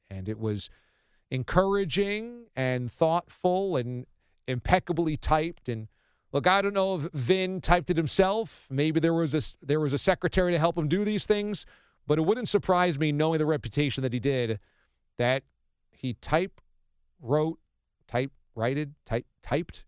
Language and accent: English; Warwick, New York, United States; I was a high school kid in Warwick, New York, in Orange County back in the mid-nineties